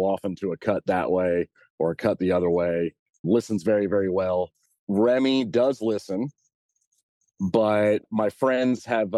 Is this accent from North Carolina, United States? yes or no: yes; Winston-Salem, North Carolina, United States; So I'm from Winston-Salem, North Carolina, pretty much born and bred North Carolina.